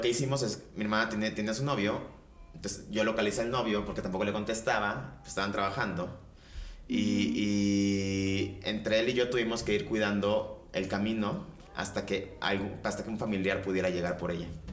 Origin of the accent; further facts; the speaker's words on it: Veracruz, Mexico; now in Mexico City, Mexico; yo soy de Veracruz, dejé de vivir en Veracruz, me vine a la ciudad.